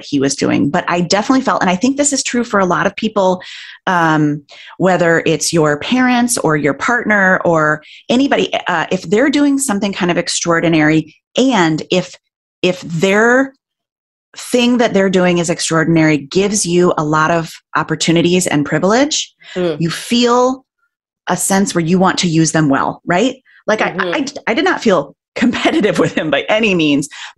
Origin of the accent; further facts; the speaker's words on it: Midwest, United States; being a Midwesterner, a woman, an eldest child